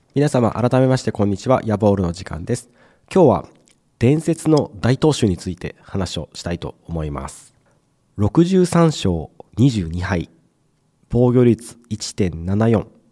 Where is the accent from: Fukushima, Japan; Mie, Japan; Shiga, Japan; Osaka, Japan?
Mie, Japan; 僕も同じ三重県